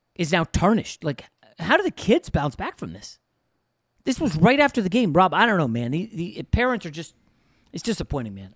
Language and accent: English; East Coast, United States; moved away as an adult; now in Los Angeles, United States; Growing up on the East Coast, I never went to Hawaii my entire life